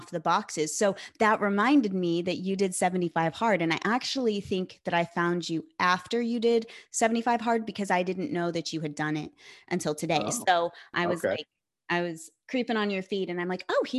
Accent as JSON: {"language": "English", "region": "California", "country": "United States", "said": "I'm from California"}